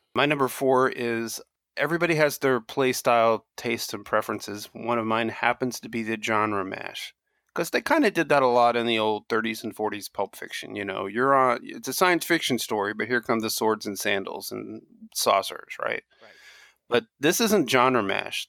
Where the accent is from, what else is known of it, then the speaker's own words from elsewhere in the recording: Kentucky, United States; I grew up in Kentucky uh, with a dad who was a Tennessee, you know, backwoodsman